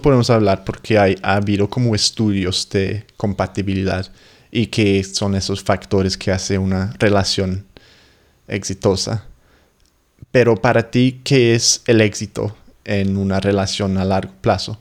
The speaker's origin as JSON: {"language": "Spanish", "region": "England", "country": "United Kingdom", "second_language": "Spanish"}